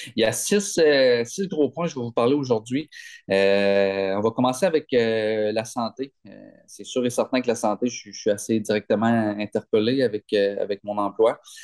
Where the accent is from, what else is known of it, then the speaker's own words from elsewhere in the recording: Gaspé, Quebec, Canada; Je viens de Gaspé